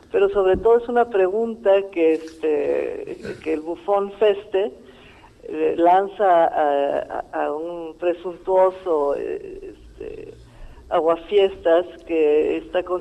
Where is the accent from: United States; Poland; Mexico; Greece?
Greece; yo vengo desde Grecia y ellos trabajaron antes con el maestro Luis de Tavira